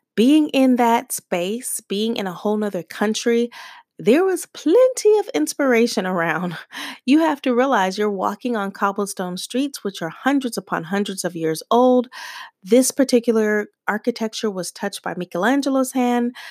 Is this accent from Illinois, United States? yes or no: no; Tucson, Arizona, United States; being a girl growing up in Tucson, Arizona